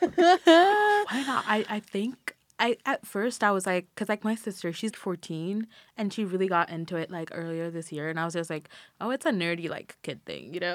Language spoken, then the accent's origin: English; Nairobi, Kenya; now in Philadelphia, United States; I'm from Nairobi, Kenya